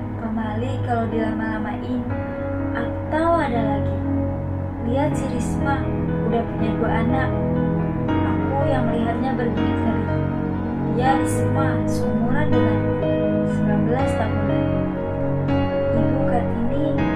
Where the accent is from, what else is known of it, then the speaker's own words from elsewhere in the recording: Bogor, West Java, Indonesia; Aku gadis Sunda. Orang-orang bilang seperti itu, karena aku lahir dan bisa di Bogor, Jawa Barat.